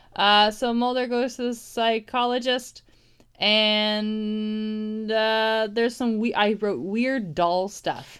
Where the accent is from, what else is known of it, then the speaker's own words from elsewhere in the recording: Toronto, Ontario, Canada; I'm from Toronto.